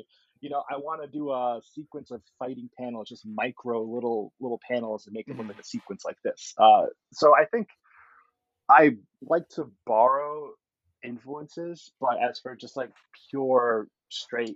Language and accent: English; New York City, New York, United States; As a kid, I grew up in New York City